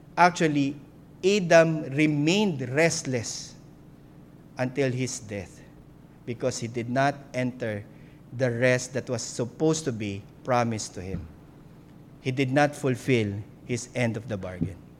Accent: Philippines

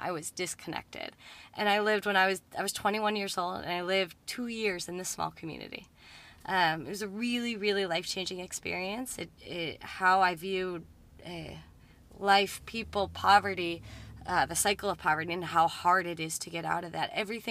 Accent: Cleveland, Ohio, United States; moved away as an adult; also born or lived in Lima, Peru; now in Peru; I was actually born and raised in Cleveland, Ohio, in the suburbs.

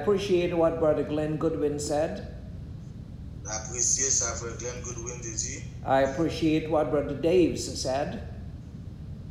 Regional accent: Guyana; now in Mississauga, Canada; Originally, I am from Guyana

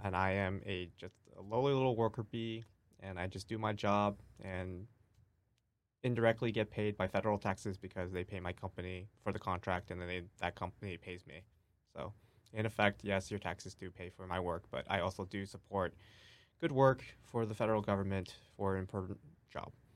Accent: New York City, New York, United States; I grew up in New York City

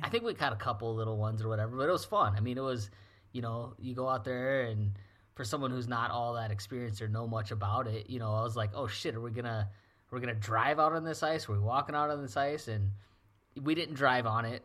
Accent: South Dakota, United States; born or raised there; also born or lived in Louisiana

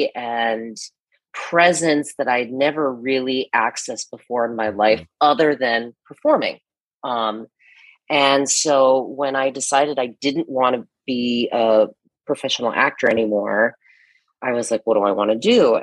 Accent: Akron, Ohio, United States; moved away as an adult; also born or lived in Bogota, Colombia; now in New York, United States; I grew up in Akron, Ohio, in the Midwest, and then moved to New York right after college

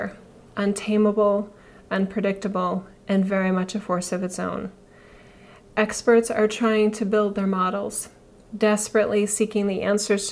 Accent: United States; As an American

